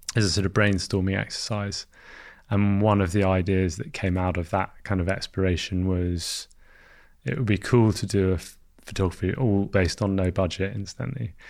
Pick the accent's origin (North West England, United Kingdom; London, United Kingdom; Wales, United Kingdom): London, United Kingdom; So I grew up in London.